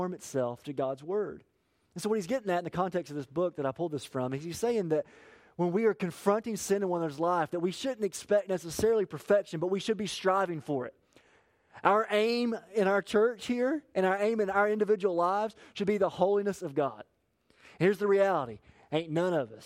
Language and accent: English; Appalachia, United States; I'm from Appalachia